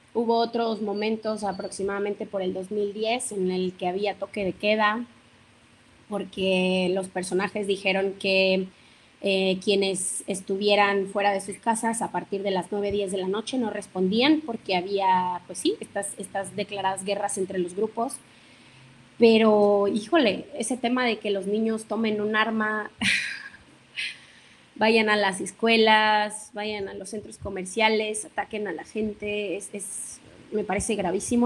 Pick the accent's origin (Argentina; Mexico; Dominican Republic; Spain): Mexico; Veracruz; yo soy oriunda de Veracruz, del estado de Veracruz